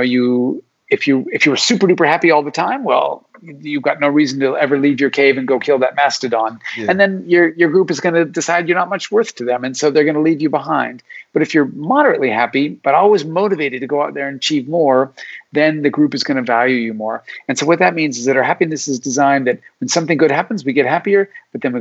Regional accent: Alaska, United States; I was born in Alaska

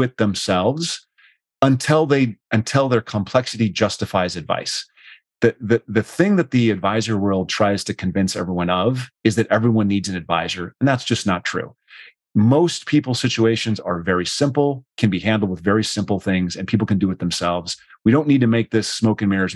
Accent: Rapid City, South Dakota, United States; moved away; Rapid City, South Dakota. Born

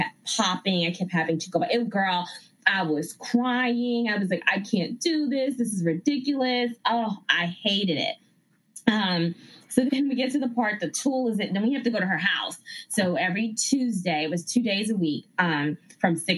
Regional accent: Ghana; moved away; also born or lived in Bronx, New York, United States; growing up in Ghana, West Africa, where my family is from, they all sewed.

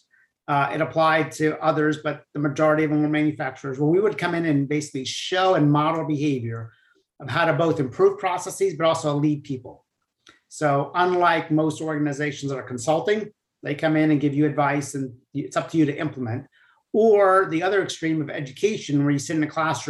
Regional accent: Piscataway, New Jersey, United States; moved away as an adult; also born or lived in Cincinnati, Ohio; I grew up in central New Jersey, Piscataway, New Jersey

